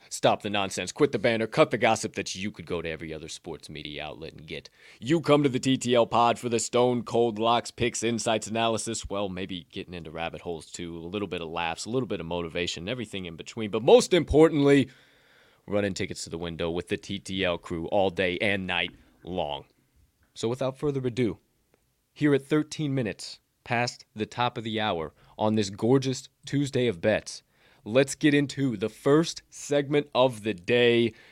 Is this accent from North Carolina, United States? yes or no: no; Southern Illinois, United States; I'm from Southern Illinois